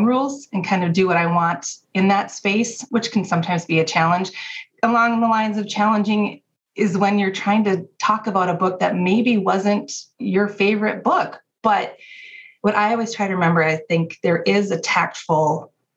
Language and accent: English; Minnesota, United States; moved away as an adult; now in Wisconsin, United States; I grew up in Minnesota, went to college at a state school in Wisconsin, and just stayed